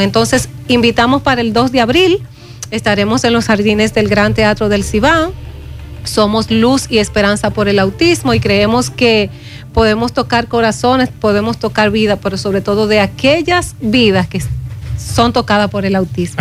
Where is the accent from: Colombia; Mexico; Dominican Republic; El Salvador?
Dominican Republic; como dominicana